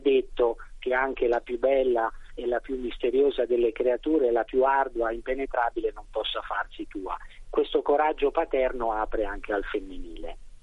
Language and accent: Italian; Sansepolcro, Tuscany, Italy; io vengo da San Sepolcro mm-hmm. e ho ammirato da, fin da bambino la resurrezione di Piero della Francesca